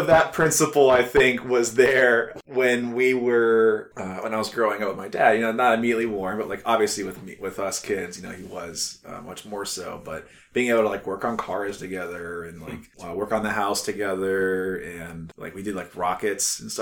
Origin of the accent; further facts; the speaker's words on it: Cuyahoga Falls, Ohio, United States; also born or lived in Columbus, Ohio; I grew up primarily in the Falls, moved up in 2000 from Columbus up to here